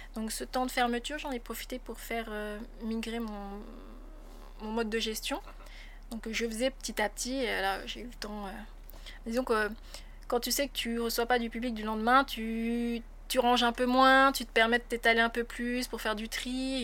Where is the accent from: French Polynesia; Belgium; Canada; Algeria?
French Polynesia; also born or lived in France; j'ai passé euh, mon bac là-bas. Ensuite, j'ai intégré l'Université de Polynésie française